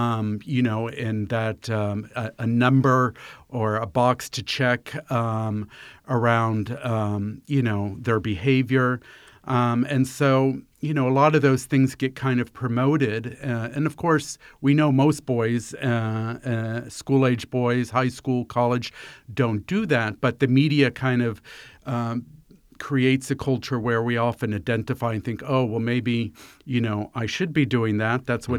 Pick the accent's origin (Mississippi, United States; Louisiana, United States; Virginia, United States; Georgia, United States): Virginia, United States; Fairfax County; I grew up here in Fairfax County